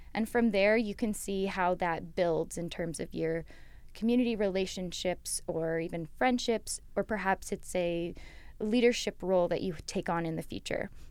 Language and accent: English; London, Ontario, Canada; I grew up here in London. I've basically grown up on Western campus, both my parents having gone here